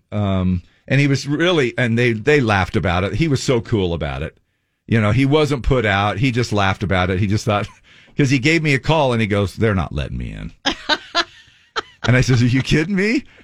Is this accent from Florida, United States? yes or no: no; Layton, Utah, United States; I'm from Layton.